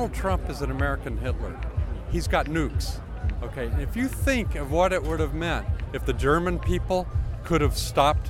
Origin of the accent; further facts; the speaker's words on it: London, United Kingdom; I'm from London